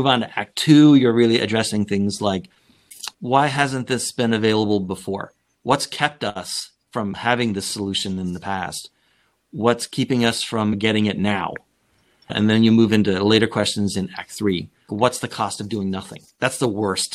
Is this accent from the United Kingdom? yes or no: no; Canada; moved away; I'm originally from Canada